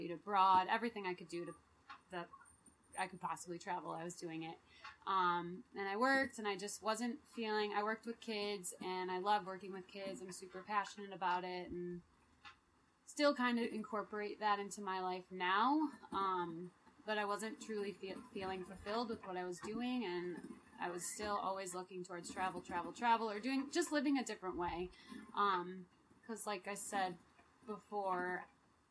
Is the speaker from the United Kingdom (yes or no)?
no; Chicago, Illinois, United States; moved away; I'm from Chicago originally